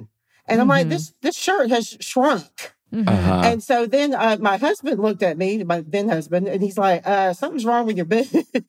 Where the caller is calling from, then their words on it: Fortson, Georgia, United States; I live in Fortson, Georgia, which is just north of Columbus, if you've ever heard of Fort Benning.